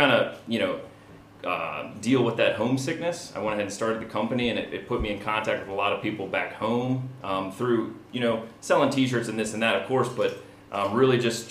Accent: Delaware, United States; also born or lived in San Diego; Yeah, so I'm originally from Delaware. I grew up here

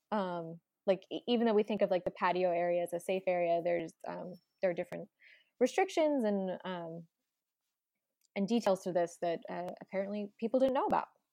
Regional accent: Delaware, United States; We're both from Delaware

